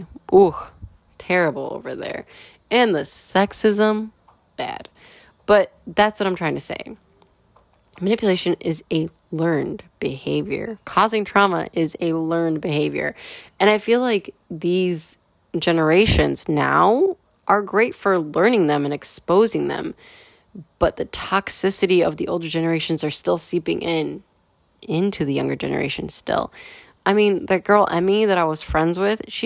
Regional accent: United States; as a firstborn generation American, you know, I come from European roots

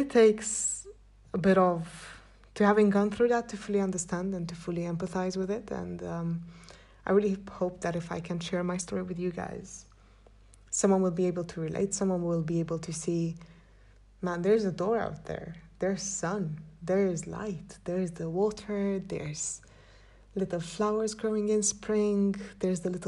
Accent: Cluj-Napoca, Cluj County, Romania; I'm from Transylvania, a town called Cluj, which I do love with all my heart, and I've come to terms of loving my town

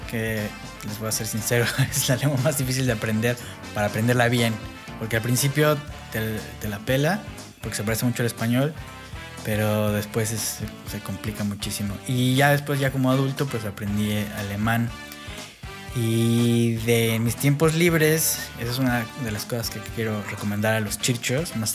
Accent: Mexico City, Mexico; accent: chilango; first language English/Spanish; Eh, acento, chilango.

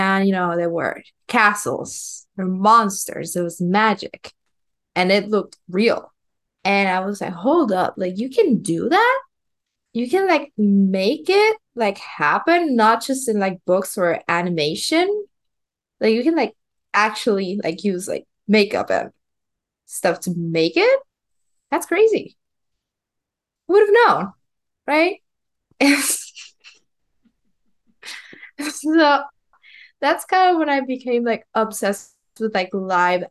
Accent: Puerto Rico; first language Spanish; English is a second language; I grew up in Puerto Rico. And so, my first language is Spanish.

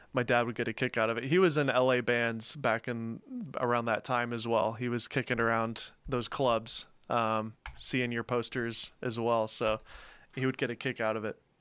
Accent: Mount Juliet, Tennessee, United States; also born or lived in Los Angeles, California / Nashville, Tennessee; I grew up in Mount Juliet.

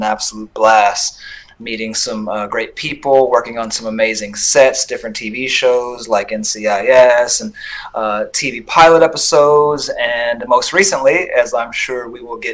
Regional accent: Los Angeles, California, United States; I was born in Los Angeles during the crack epidemic

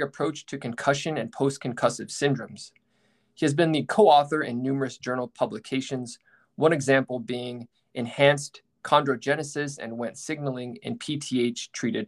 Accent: the West, United States; I'm from the West

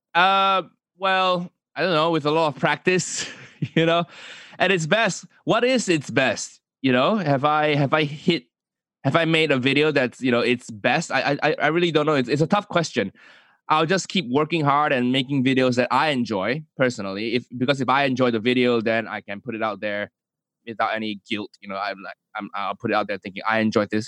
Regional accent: Kuala Lumpur, Malaysia; moved away as an adult; also born or lived in United States / United Kingdom; Zhong, Zhonghua, you know, independent Chinese school in Malaysia, in K L

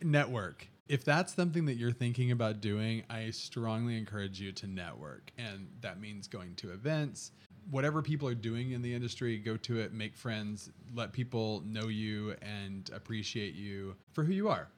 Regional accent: Texas Panhandle, United States; I'm from West Texas, so I grew up in the Texas Panhandle

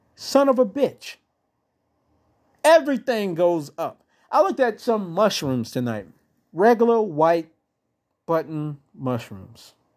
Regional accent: United States; we as the American people

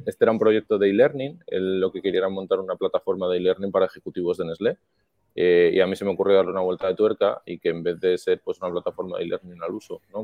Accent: Madrid, Community of Madrid, Spain; moved away as an adult; now in Miami, United States; nací en Madrid, eh, familia también de, aquí de España

